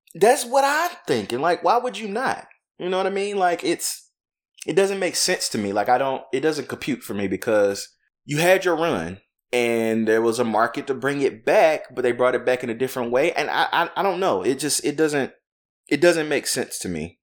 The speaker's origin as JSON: {"language": "English", "region": "the South", "country": "United States", "said": "I'm from the South"}